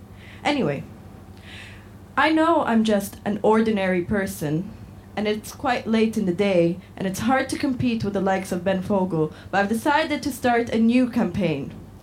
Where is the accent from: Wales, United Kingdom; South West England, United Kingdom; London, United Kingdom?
Wales, United Kingdom; now in United States; I'm from Northeast Wales, but I'm writing to you from the Midwest of America, where I've been all summer.